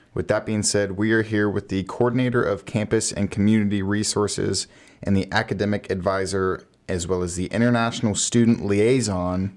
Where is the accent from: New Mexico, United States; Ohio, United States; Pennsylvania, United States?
Ohio, United States; moved away; I grew up in Ohio, so I'm, like, Midwest feel